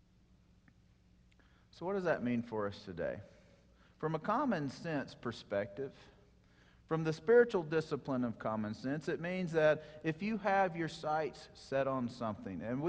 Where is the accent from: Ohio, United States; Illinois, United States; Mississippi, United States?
Mississippi, United States; moved away; I'm from Mississippi